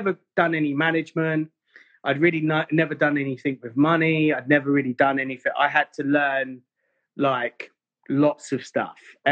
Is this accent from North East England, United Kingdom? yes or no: no; Bedford, East of England, United Kingdom; accent: English; moved away as an adult; also born or lived in Mayfair, London; when I come from Bedford, I was very street